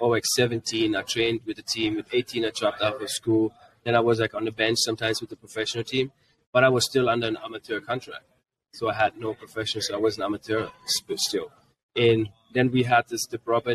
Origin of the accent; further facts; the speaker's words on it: Frankfurt, Hesse, Germany; first language German; English is a second language; moved away as an adult; also born or lived in Greenwood, Mississippi, United States; So I was born in Germany, but then we moved back to Mississippi, Greenwood. We lived for 7 years in Mississippi. And then we got back because of my dad was in the military. We went back to Germany